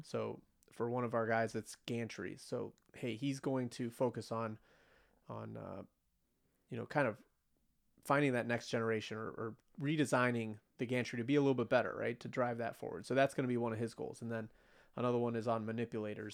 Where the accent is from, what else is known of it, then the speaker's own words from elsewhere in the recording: United States; as an American, especially after living through nine eleven